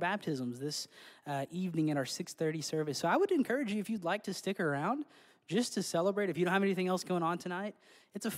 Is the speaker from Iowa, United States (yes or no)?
no; Central Arkansas, United States; I grew up in Central Arkansas